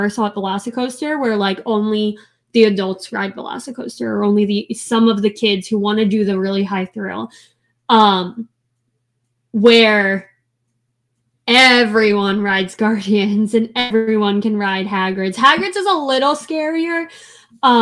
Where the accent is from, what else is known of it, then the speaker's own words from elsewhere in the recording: Delaware County / Philadelphia, Pennsylvania, United States; accent: Delco and Philly; sometimes I say it in that Delco and Philly accent